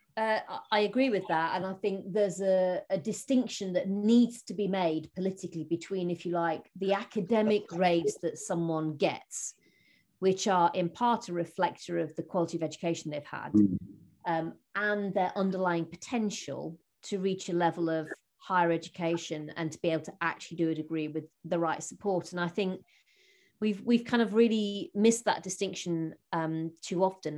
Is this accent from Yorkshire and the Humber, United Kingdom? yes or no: yes; Rotherham, Yorkshire and the Humber, United Kingdom; as I was growing up in Rotherham